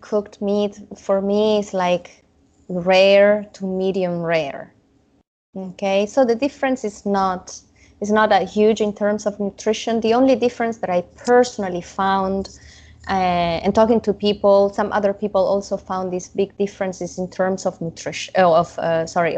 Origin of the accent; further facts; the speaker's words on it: Italy; moved away; I didn't grow up eating raw meat, even if I grew up in Italy and they are big fans of carpaccio